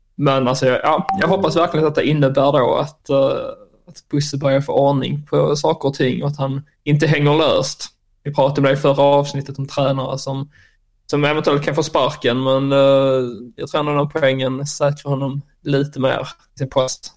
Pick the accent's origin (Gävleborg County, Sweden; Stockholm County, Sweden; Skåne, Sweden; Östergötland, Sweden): Skåne, Sweden; also born or lived in Germany; jag kommer ju ifrån Österlen